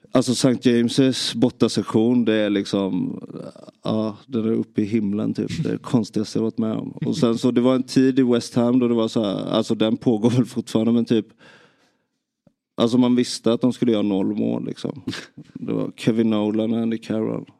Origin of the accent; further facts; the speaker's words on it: Nybro, Kalmar County, Sweden; Jag, jag växte upp i i Nybro